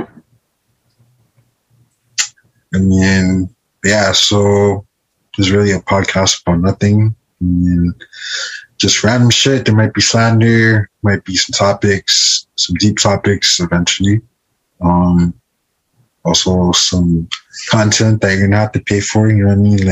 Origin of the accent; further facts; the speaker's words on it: Miami, Florida, United States; accent: heavy-ass Miami accent; also born or lived in Jamaica; I was born in Miami, grew up mostly in Miami